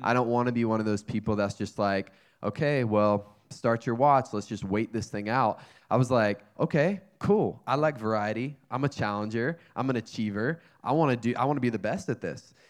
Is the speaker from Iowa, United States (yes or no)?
no; North Carolina, United States; moved away as an adult; also born or lived in Wyoming; now in California, United States; I grew up in North Carolina